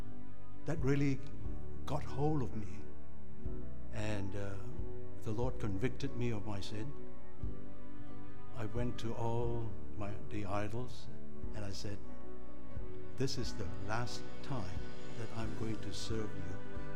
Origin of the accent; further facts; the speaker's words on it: Malaysia; I was born in Malaysia in 1947.